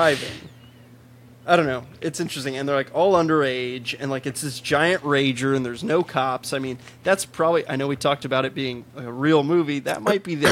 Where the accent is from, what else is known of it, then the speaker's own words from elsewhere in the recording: Chicago, Illinois, United States; moved away; I'm originally from Chicago. I don't live in Chicago